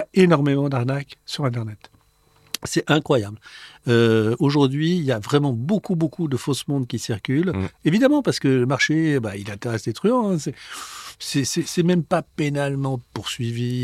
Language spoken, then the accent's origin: French; France; also born or lived in Switzerland; quand on vient de France et qu'on arrive euh, en Suisse dans une école d'horlogerie